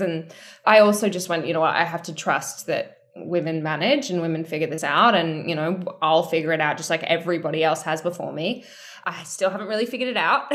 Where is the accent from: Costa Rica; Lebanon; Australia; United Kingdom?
Australia; I'm from Australia